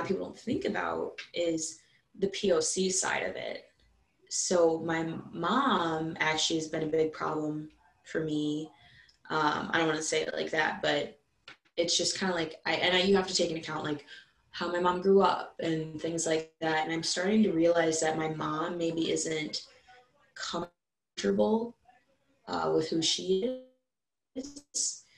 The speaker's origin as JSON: {"language": "English", "town": "Madison", "region": "Wisconsin", "country": "United States", "tie": "born or raised there", "said": "I'm from Madison, so I fight people neck and neck. I'm from the city"}